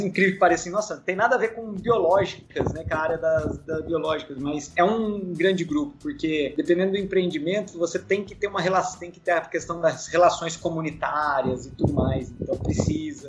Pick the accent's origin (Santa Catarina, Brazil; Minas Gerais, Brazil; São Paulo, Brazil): São Paulo, Brazil; Ubatuba; eu sou de Ubatuba. Eu nasci, cresci lá